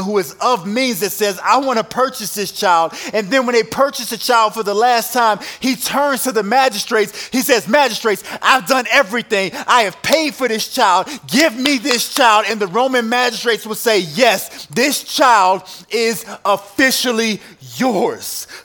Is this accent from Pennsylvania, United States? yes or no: no; Virginia, United States; moved away as an adult; also born or lived in overseas (stationed 12 years); now in Wyoming, United States; I come from Virginia.